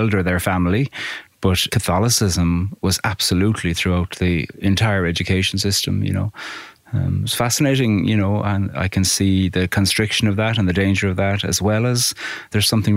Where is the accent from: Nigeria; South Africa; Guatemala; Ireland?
Ireland; Carrigaline, Munster; I grew up in Cork in a village called Carrigaline, about 10 miles outside Cork City